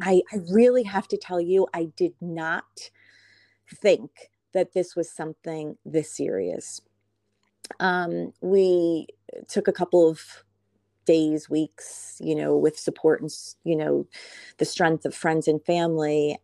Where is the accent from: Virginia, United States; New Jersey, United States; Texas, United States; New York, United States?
New Jersey, United States; Kinnelon; I am calling in from New Jersey, a small town, uh, Kinnelon, New Jersey